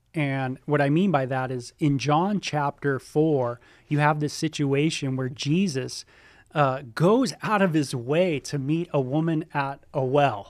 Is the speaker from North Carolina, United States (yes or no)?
no; Southern California, United States; also born or lived in North Hollywood / Ventura County; I grew up in Southern California, uh, born in North Hollywood, and, uh, r, uh, raised out there, and then moved into, uh, Ventura County